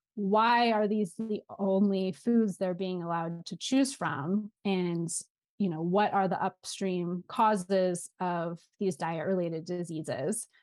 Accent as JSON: {"language": "English", "region": "Southern California", "country": "United States", "also_born_or_lived": "New Orleans, United States", "moved": "as an adult", "said": "I'm originally from Southern California, and then I lived in New Orleans for seven years"}